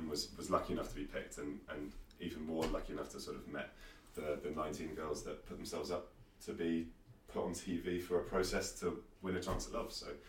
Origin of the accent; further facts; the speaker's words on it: United Kingdom; But being British